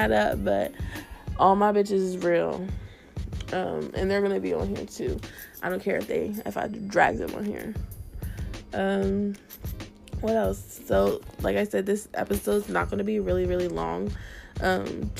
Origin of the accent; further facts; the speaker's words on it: Canal Winchester, Ohio, United States; moved away as an adult; also born or lived in Columbus, Ohio; now in West Palm Beach, United States; I'm from Columbus, Ohio. Actually, I was raised in Canal Winchester.